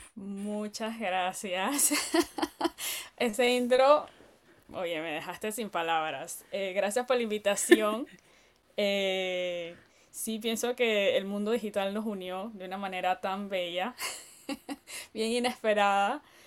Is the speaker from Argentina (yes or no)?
no; Panama; moved away as an adult; now in Finland; una panameña, o soy todavía una panameña